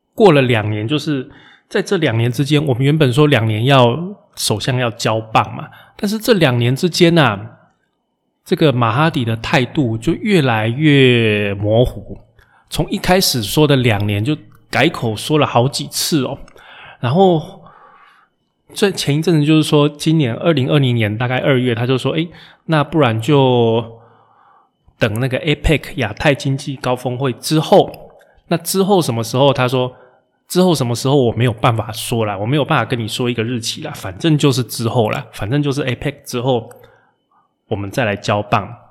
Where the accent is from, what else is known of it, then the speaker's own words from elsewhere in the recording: Taiwan; now in Malaysia; 我们台湾人